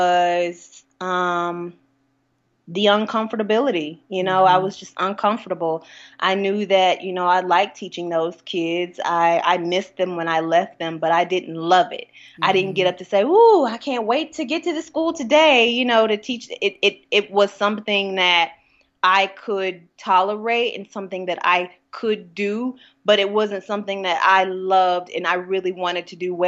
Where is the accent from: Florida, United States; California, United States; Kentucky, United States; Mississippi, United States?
Mississippi, United States; Hattiesburg; Hattiesburg shaped me into loving and accepting, but being cautious, you know, of how the world works today.